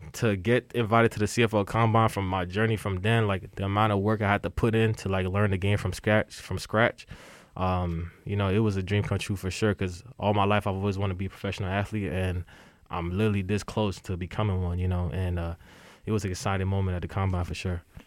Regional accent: Nigeria; I grew up playing soccer because uh, I'm Nigerian

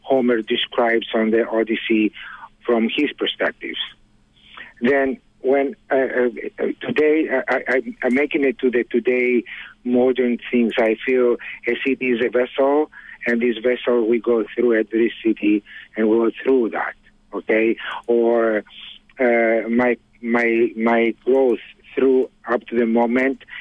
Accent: Greece; moved away; I was born in Greece

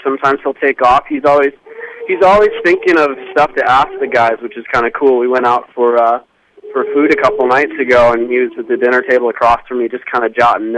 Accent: Detroit, Michigan, United States; moved away as an adult; also born or lived in Phoenix; now in San Diego, United States; I'm from Detroit

